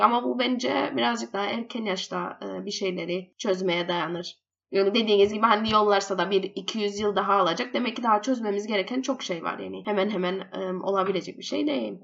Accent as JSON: {"language": "Turkish", "country": "Cyprus", "also_born_or_lived": "England", "moved": "as an adult", "said": "doktoram bitirdim biyomedikal üstüne İngiltere'de ve Kıbrıs'a yeni dönüş yaptım."}